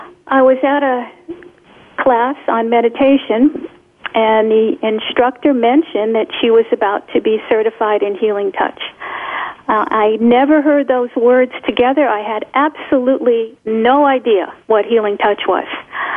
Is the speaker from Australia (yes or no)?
no; Poland; first language Polish; English is a second language; I didn't have to teach in Polish. I could speak in English, although Polish is my first language, and I can speak, but not well enough to teach in Polish.